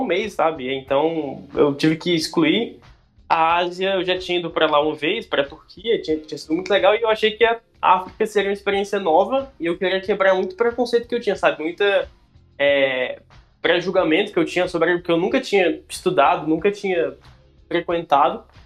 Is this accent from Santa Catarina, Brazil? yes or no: no; Brasília, Federal District, Brazil; moved away as an adult; also born or lived in Ceará / Goiânia; Eu sou de Brasília, original de Brasília, mas já morei no Ceará, já morei fora do país e já morei em Goiânia.